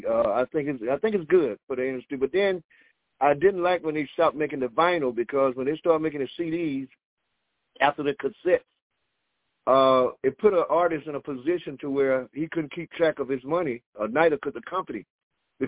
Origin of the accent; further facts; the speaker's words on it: Atlanta, Georgia, United States; moved away; also born or lived in Miami, Florida; I lived in Miami off and on for like 40 years, but I'm originally from Atlanta. And I only been back home like 7 years now